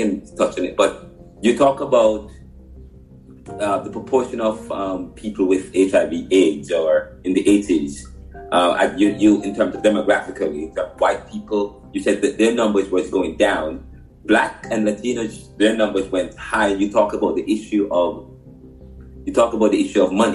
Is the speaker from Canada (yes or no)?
no; Jamaica; now in Philadelphia, United States; I'm from Jamaica